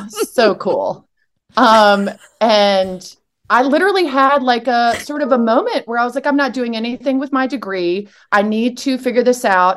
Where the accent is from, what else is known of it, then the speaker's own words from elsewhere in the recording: Richmond, Virginia, United States; moved away as an adult; also born or lived in Alabama; I'm from Richmond